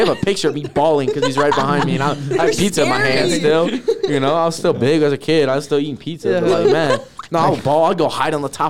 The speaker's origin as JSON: {"language": "English", "region": "California", "country": "United States", "moved": "yes", "said": "I'm from California"}